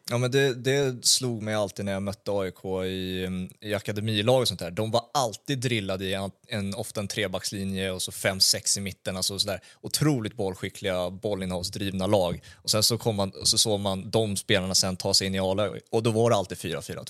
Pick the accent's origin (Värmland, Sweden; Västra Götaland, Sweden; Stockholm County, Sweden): Stockholm County, Sweden; Stockholm; jag kommer från Brommaområdet